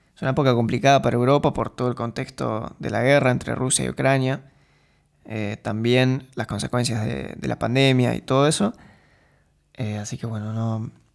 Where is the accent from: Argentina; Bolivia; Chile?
Argentina; moved away as an adult; now in Eindhoven, Netherlands